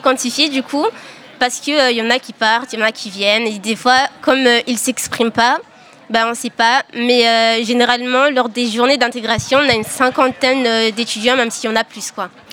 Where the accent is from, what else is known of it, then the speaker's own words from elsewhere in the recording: Mayotte; moved away as an adult; now in Poitiers, France; en tant que Maoré, on a ce, truc de ne pas aller vers les gens. Donc ça, c'est vraiment ancré euh, chez nous